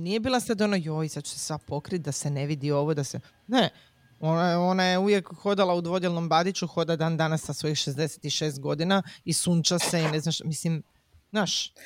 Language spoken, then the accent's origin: Croatian; Croatia; kod nas u Hrvatskoj